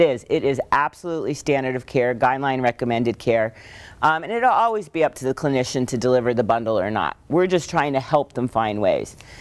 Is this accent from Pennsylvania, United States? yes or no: yes; Northeast Pennsylvania, United States; we grew up in Northeast Pennsylvania